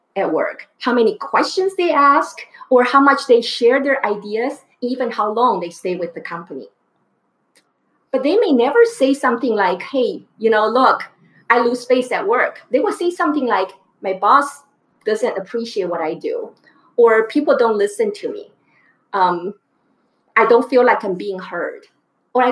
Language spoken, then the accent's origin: English; Taiwan; moved away; I grew up in Taiwan